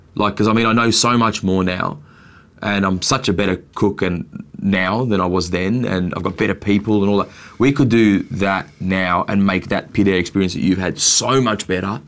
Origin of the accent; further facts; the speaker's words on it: Australia; I'm born here and I'm Australian